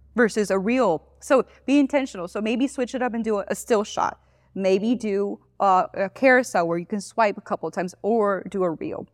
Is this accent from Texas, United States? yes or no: no; Miami, Florida, United States; moved away as an adult; also born or lived in Gainesville, Florida / Tampa Bay, Florida; now in Johnson City, United States; I'm originally from Florida. I grew up in Miami.